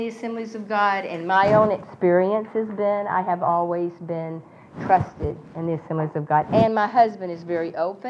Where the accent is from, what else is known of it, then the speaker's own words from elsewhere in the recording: Texas, United States; I grew up in Texas